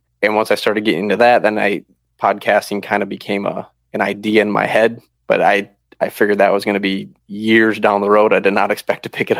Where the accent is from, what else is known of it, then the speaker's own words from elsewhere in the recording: Midwest, United States; And then we're originally from the Midwest. We're actually from Wisconsin and Minnesota.